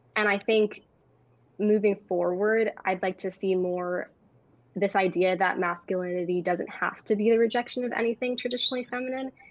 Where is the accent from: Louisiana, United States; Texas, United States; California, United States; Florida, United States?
California, United States; Bay Area; I'm 16 and I'm from the Bay Area